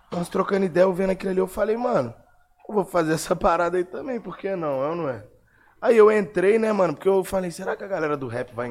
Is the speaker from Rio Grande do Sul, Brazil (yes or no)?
no; Belo Horizonte, Minas Gerais, Brazil; Nós somos de Belo Horizonte, que não tá dentro desse eixo Rio-São Paulo.